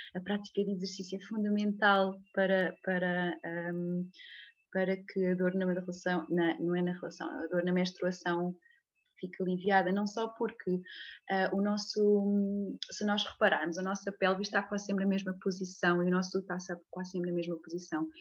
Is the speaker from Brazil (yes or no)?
no; a small village near Leiria, Centro, Portugal; moved away as an adult; venho de Leiria, nasci numa, numa pequena aldeia perto de Leiria, uh, mas já vivo cá nesta zona uh, há, muito, há muitos anos, desde que saí para, para estudar fisioterapia